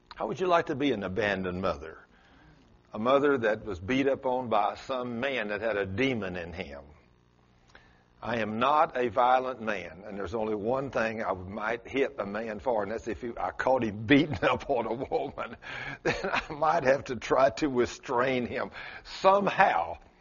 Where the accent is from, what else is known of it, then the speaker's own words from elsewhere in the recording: South Texas, United States; accent: South Texas; It's South Texas in me